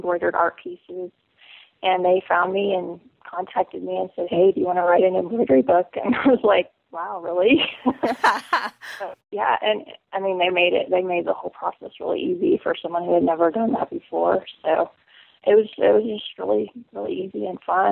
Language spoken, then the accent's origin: English; Central Illinois, United States; I'm from Central Illinois originally